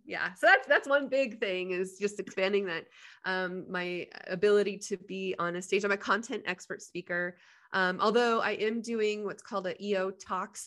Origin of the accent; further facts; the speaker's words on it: Middleton, Idaho, United States; also born or lived in Nampa, Idaho / Seattle, Washington; I grew up, uh, rural, small town, uh, Middleton, Caldwell area